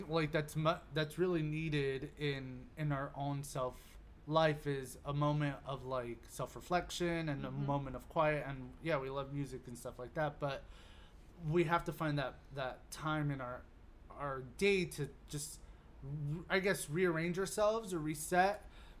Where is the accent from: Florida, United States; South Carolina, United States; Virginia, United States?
Florida, United States; Miami; Because I'm from Miami.